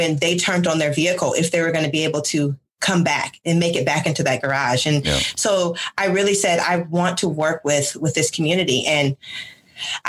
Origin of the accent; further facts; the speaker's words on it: Michigan, United States; moved away as an adult; I am originally from Michigan